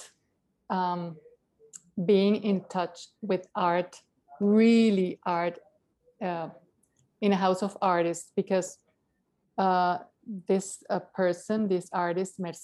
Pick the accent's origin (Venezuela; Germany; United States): Venezuela; Caracas, Capital District; moved away; I'm from Caracas, Venezuela